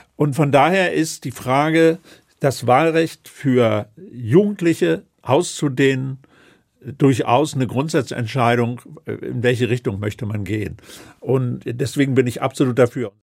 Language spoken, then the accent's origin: German; Northern Germany, Germany; bei uns in Norddeutschland